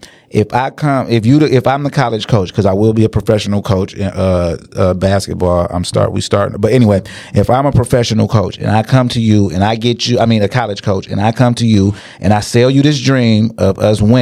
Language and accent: English; New Jersey, United States; moved away; also born or lived in Alabama; we in Alabama and I'm a nigga from New Jersey.